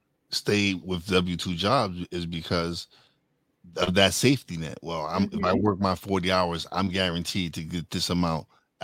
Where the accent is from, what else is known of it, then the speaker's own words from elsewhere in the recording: Bronx, New York, United States; I'm a girl from the Bronx.